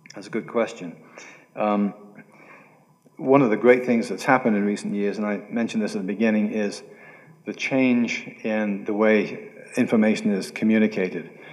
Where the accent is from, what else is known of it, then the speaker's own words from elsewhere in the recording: United Kingdom; I'm British